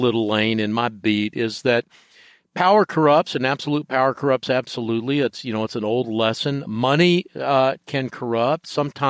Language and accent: English; the South, United States; Yeah, I was raised in the South, and sometimes whenever I travel, people say, you don't sound like you're from the South